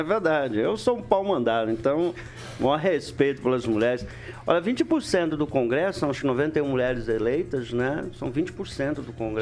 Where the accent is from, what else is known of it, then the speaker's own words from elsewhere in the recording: Alvorada, Paraná, Brazil; cresci no Alvorada